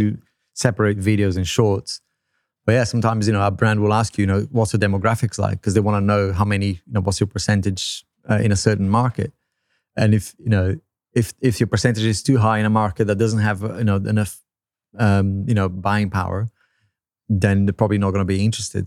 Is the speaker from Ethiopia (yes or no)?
no; Brazil; first language Portuguese; English is a second language; moved away; I'm from Brazil